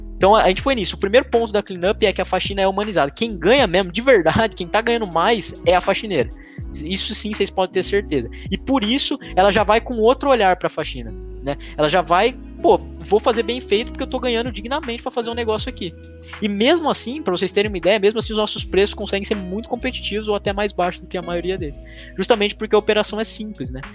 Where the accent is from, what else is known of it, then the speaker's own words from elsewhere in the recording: Lençóis Paulista, São Paulo, Brazil; moved away as an adult; also born or lived in Ilha Solteira; now in Bauru, Brazil; apesar de todo mundo achar que eu sou de Bauru, eu sou de Lençóis Paulista, que é outra cidade